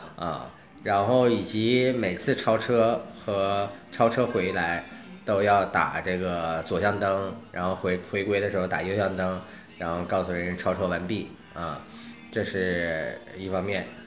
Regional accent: China; now in United States; 我恰恰小时候在中国，在，然后长大以后在美国

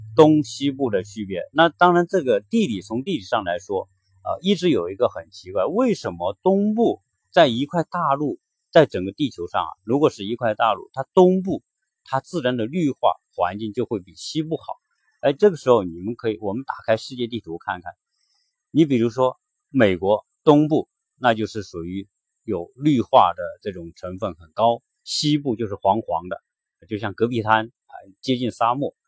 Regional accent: China; now in Atlanta, United States; 在我们中国人说乘凉啊

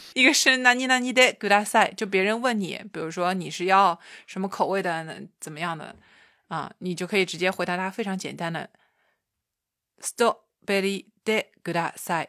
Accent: China; 我是一个中国姑娘

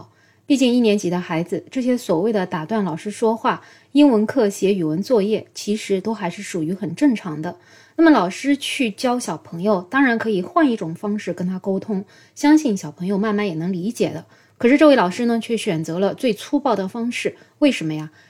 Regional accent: China; 所以经常有人说，哎，我们中国人为什么不快乐呢？

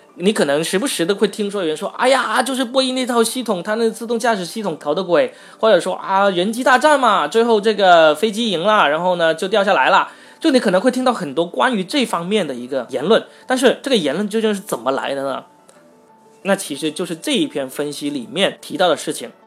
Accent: Guangdong, China; 我作为一个广东人

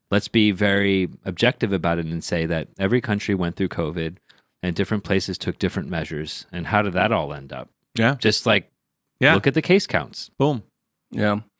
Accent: Texas, United States; I'm from Texas too

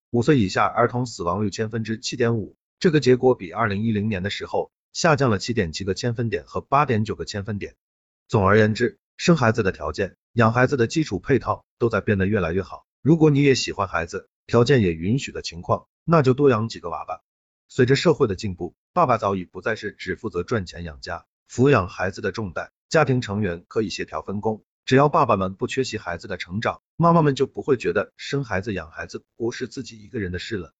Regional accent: China; 像我这样在农村出生的孩子

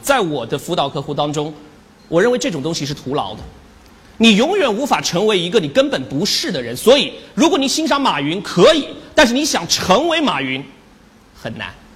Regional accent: China; 我们中国人常说的一句话叫做“隔岸观火”

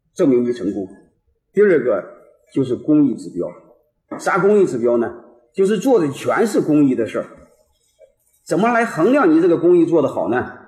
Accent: Henan, China; 因为我是河南人

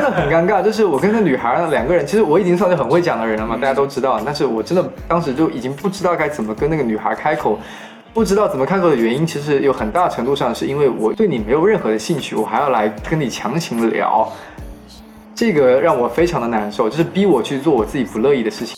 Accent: Changle, Fujian, China; now in Hangzhou, China; 跟我一样来自长乐的

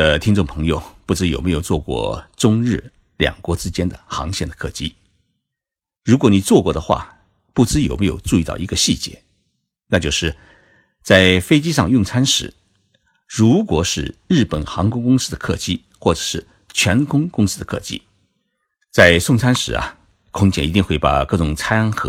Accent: China; now in Japan; 我们中国人

